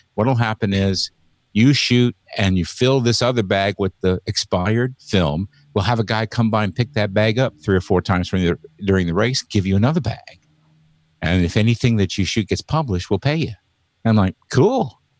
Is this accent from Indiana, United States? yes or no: yes; Indianapolis, Indiana, United States; now in Seattle area, United States; I grew up in Indianapolis, Indiana.